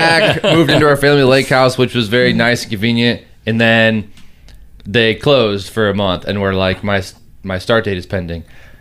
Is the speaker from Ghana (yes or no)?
no; Middlebury, Indiana, United States; moved away as an adult; now in White Pigeon, United States; I grew up in Middlebury, and now I live in White Pigeon.